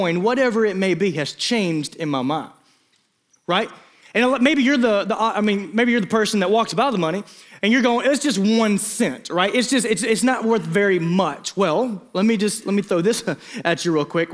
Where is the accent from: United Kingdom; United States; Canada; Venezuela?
United States; Eastern Arkansas; growing up in Eastern Arkansas